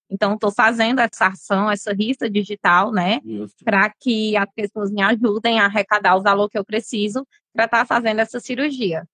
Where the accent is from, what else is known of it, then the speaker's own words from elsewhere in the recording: Fortaleza, Ceará, Brazil; eu é sou daqui de Fortaleza mesmo. Mas na época, meus pais viviam mais no interior